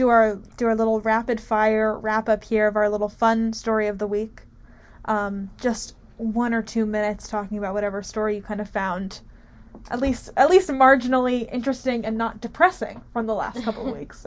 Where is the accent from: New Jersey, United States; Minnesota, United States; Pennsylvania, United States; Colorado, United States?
New Jersey, United States; Chatham Township; moved away; my hometown of Chatham Township, New Jersey